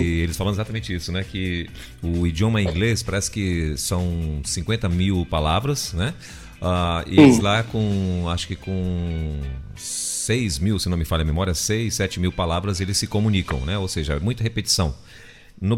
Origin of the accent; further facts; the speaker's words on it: Brazil; eu nasci no, no Brasil